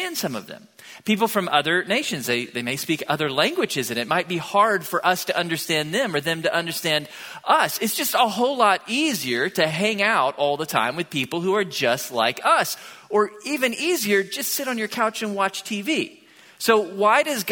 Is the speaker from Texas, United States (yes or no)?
yes; Tomball, Texas, United States; moved away as an adult; now in Bryan-College Station, United States; I grew up in Tomball, about an hour south of here, when Tomball wasn't yet like a suburb of Houston